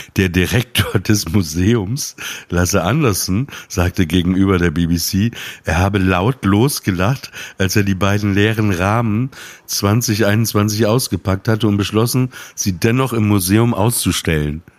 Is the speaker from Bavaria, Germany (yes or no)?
no; Emsland, Lower Saxony, Germany; Ich komme aus dem Emsland, da haben die sich auch Ostfriesenwitze erzählt.